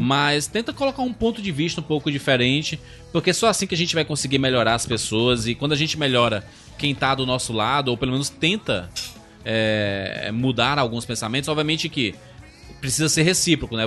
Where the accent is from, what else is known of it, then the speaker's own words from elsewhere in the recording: Northeast Region, Brazil; eu sou nordestino também